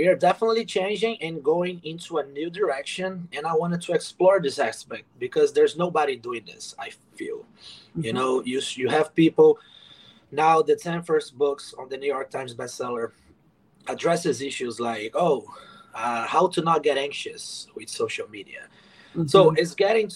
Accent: Brazil; moved away as an adult; now in United States; I moved to America in 2014. I'm originally from Brazil

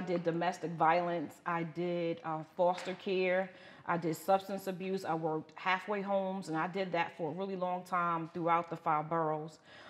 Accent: New York City, New York, United States; moved away as an adult; now in Atlanta, United States; So I'm from Brooklyn, New York, Bed-Stuy to be exact. Born and raised, did all my education in, you know, in the five boroughs.

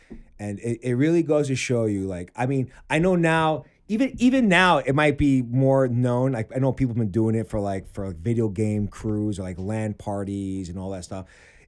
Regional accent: New York City, New York, United States; me being from Queens

